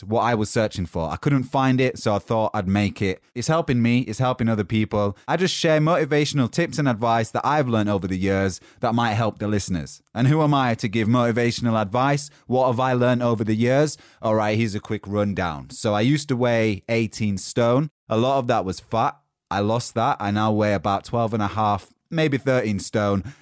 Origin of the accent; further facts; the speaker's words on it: Yorkshire and the Humber, United Kingdom; now in London, United Kingdom; I'm from Yorkshire in England, currently living in London